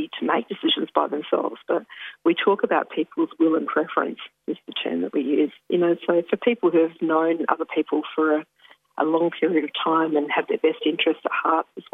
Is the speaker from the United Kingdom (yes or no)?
no; Ballardong Country, Western Australia, Australia; now in Victoria, Australia; I'm originally from Balladong Country in Western Australia. currently in Victoria